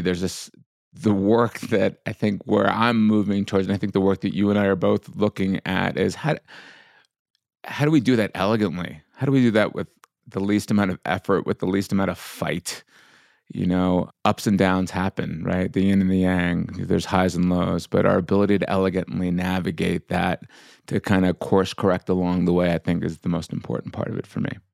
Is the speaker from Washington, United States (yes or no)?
no; suburbs of New York, United States; growing up the way I did in, you know, in, in the suburbs of New York as a Indian immigrant's kid